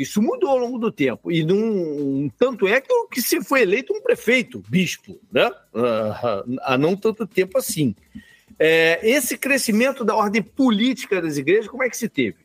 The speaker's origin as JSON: {"language": "Portuguese", "region": "Rio de Janeiro", "country": "Brazil", "said": "Eu não saí do Rio"}